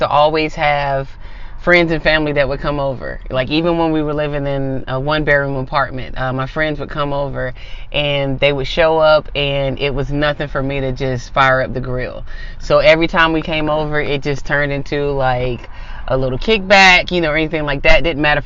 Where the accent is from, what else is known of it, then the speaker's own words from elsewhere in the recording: the South, United States; I'm from the South